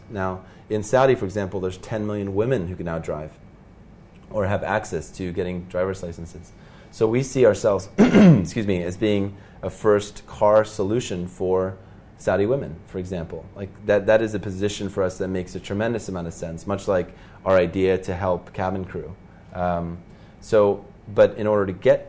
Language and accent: English; Norway; moved away as an adult; now in Dubai, United Arab Emirates; So I'm from Norway